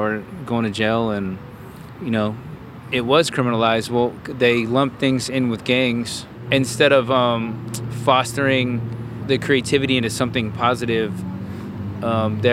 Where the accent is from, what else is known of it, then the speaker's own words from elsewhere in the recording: Bay Area, California, United States; growing up in the Bay Area, Berkeley, Oakland, Newark, Fremont area is where we all